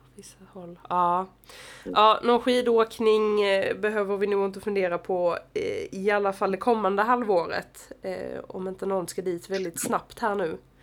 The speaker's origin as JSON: {"language": "Swedish", "country": "Sweden", "said": "hemma i Sverige"}